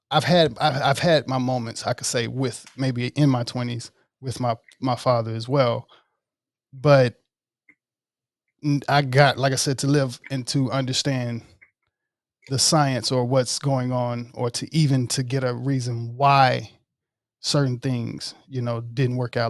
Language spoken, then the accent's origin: English; Oxford, Mississippi, United States; born in Oxford, Mississippi.